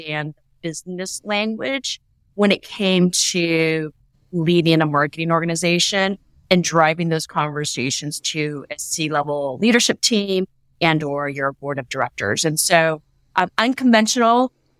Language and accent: English; Silicon Valley, California, United States; also born or lived in New York City; I was kind of born and bred in Silicon Valley